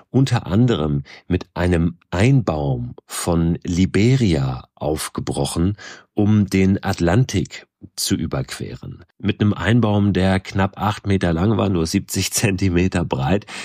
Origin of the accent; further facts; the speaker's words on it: Schleswig-Holstein, Germany; in einem Ort ganz in der Nähe von dort, wo ich groß geworden bin, in Schleswig-Holstein, unweit von Hamburg.